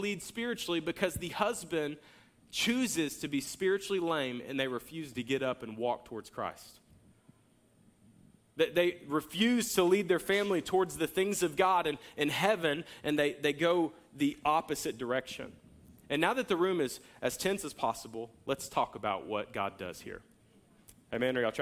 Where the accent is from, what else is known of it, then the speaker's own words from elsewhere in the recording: Jacksonville, United States; I grew up in Jacksonville